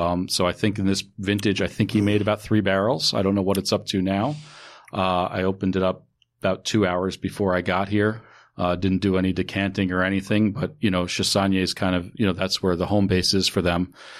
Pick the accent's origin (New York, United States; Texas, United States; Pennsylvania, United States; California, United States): New York, United States; So, I grew up in New York.